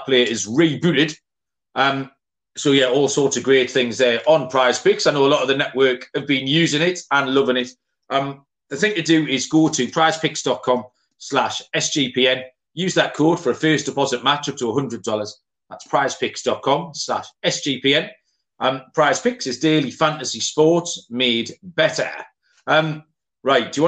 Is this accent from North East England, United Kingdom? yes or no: yes; Newcastle upon Tyne, North East England, United Kingdom; I'm from Newcastle